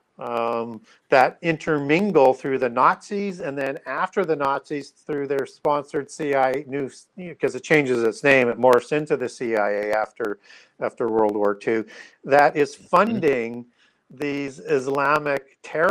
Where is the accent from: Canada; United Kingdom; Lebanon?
Canada; I'm Canadian